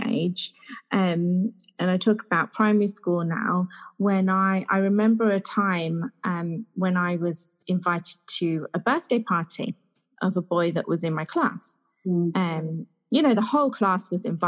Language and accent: English; Leicester, East Midlands, United Kingdom; I grew up in Leicester